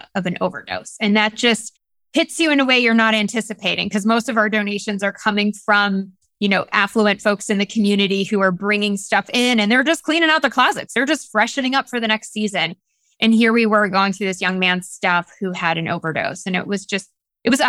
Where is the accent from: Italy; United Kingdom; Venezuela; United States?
United States; the North, Northern United States; now in Greenville, United States; I'm a Northerner. I'm a Yankee here in the South.